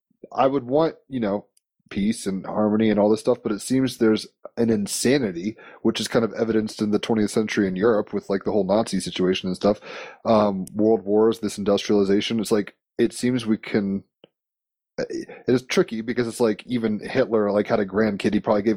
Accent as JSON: {"language": "English", "region": "Virginia", "country": "United States", "tie": "born or raised there", "said": "Oh, yeah. Yeah. I grew up in Virginia. So, yeah, we know."}